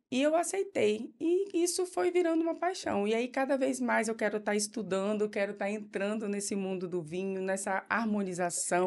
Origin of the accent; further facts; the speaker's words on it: Linhares, Espírito Santo, Brazil; also born or lived in Vitória; Em 2007, eu voltei para minha cidade natal, fiquei trabalhando lá, trabalhei em várias clínicas, trabalhei em hospitais, uhum. em todos uhum. os hospitais de Linhares